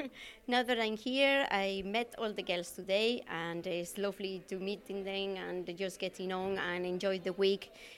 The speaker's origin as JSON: {"language": "English", "country": "Spain", "moved": "as an adult", "lives_now": "Manorhamilton, Ireland", "said": "I'm originally from Spain, but I'm living in Ireland for the last 20 years."}